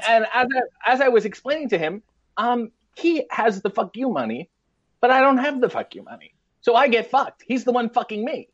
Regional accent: Richmond Hill, Ontario, Canada; a little town called Richmond Hill, Ontario, which is basically, it's a suburb of Toronto

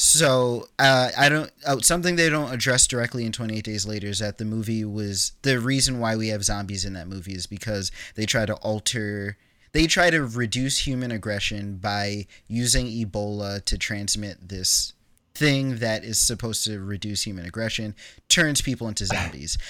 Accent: New York, United States; I grew up in New York

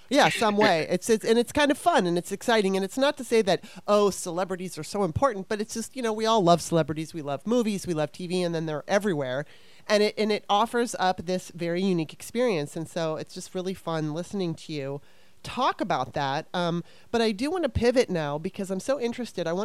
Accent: East Coast, United States; also born or lived in Southern California; I I grew up on the East Coast up until basically 9 years old and then I moved to Southern California

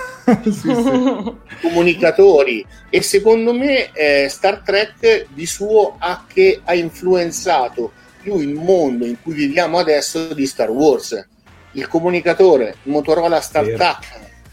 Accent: Chianciano Terme, Tuscany, Italy; io sono di Chianciano Terme

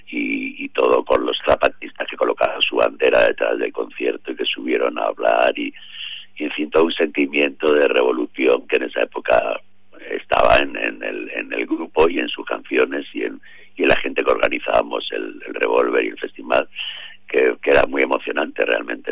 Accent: Madrid, Community of Madrid, Spain; also born or lived in Mexico; nosotros como madrileños

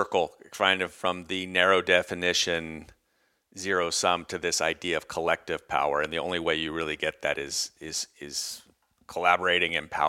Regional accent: United States; moved away as an adult; also born or lived in China; now in Europe; I feel like I'm an American, but it's been like 27 years outside of it, mostly in China and here in Europe.

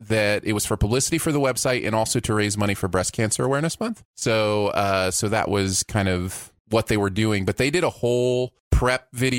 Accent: Michigan, United States; I'm from Michigan

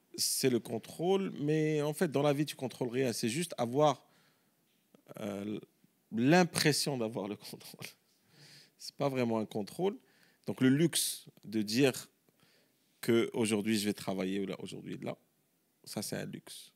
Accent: Morocco; also born or lived in United States; en tant que Marocain

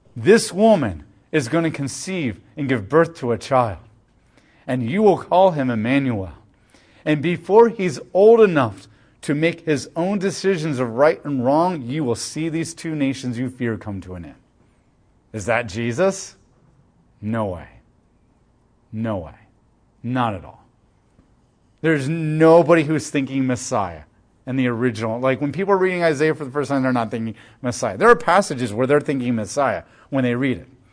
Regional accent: United States; as American Christians

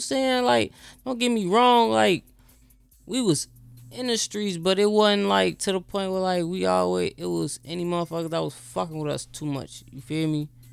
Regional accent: Chicago, Illinois, United States; I'm from Southside Chicago

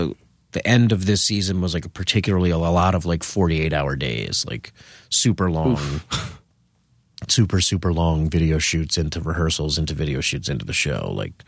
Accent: Eastchester, New York, United States; Westchester County. Well, I grew up in Eastchester, which is in Westchester County.

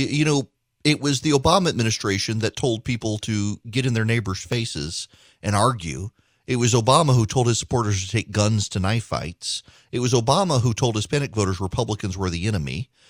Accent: Dubai, United Arab Emirates; I grew up in Dubai, grew up in the Middle East, grew up in Dubai. And when I was growing up in the 1980s in Dubai, any reference to Israel was redacted.

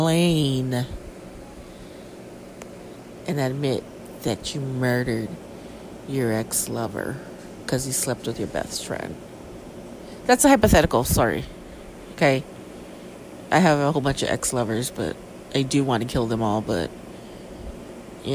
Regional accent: California, United States; I'm from California

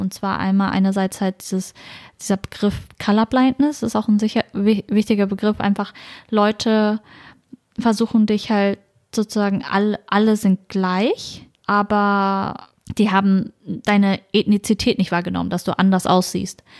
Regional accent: small town in Schleswig-Holstein, Germany; Also ich bin ja im Norden aufgewachsen, das ist eine sehr kleine Stadt

